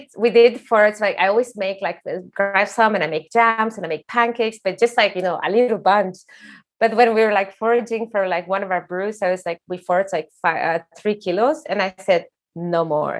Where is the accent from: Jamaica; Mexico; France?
Mexico; Sonoran Desert; now in Norway; I come from the desert, like I'm from Mexico, I'm from the Sonoran desert.